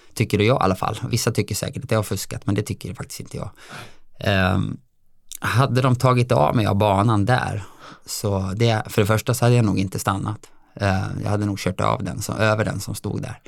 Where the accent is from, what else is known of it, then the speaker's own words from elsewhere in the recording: Dalarna County, Sweden; also born or lived in Alingsås area; now in Alingsås, Sweden; jag är ju från Dalarna